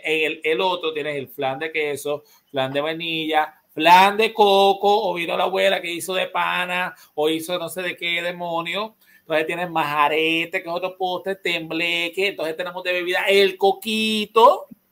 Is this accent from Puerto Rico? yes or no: yes; Puerto Rico; Acá en Puerto Rico